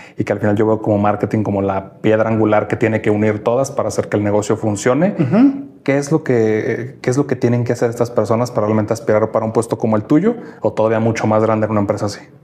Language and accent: Spanish; Mexico; como latinoamericanos, mexicanos